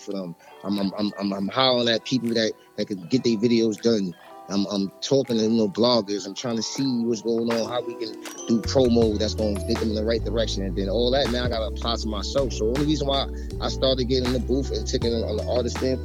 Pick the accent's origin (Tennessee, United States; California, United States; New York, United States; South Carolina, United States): New York, United States; New York City; I'm from Brooklyn, New York. Mm-hmm. Marcy Projects.